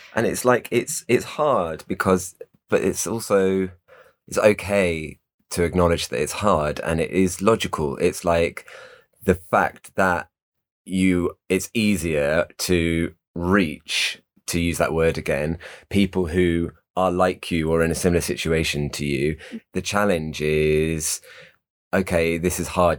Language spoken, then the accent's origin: English; United Kingdom; we're all British and white